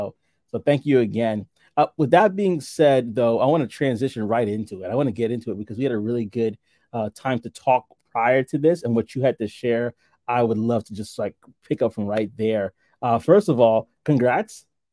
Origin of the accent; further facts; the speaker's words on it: New York City, New York, United States; I have to acknowledge the fact that we are both native New Yorkers. I grew up and was born and raised in Brooklyn, New York, most of my life.